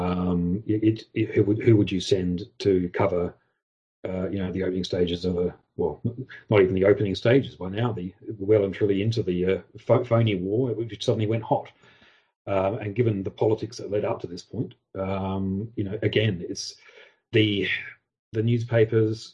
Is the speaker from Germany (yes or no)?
no; Australia; I'm Australian